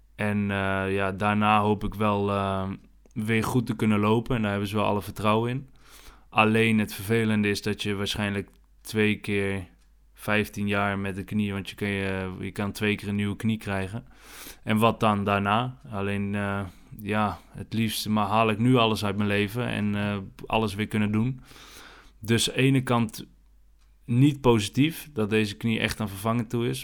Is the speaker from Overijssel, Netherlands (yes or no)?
no; Houten, Utrecht, Netherlands; also born or lived in Alphen aan den Rijn; we zijn nu in Houten, waar ik ben opgegroeid eigenlijk, bij mijn ouders, ouderlijk huis